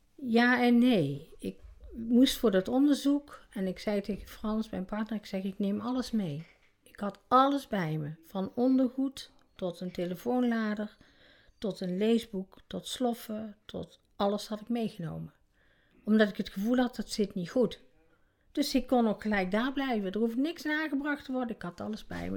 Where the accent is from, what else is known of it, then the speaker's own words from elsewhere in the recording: North Brabant, Netherlands; ik ben eh, geboren in Brabant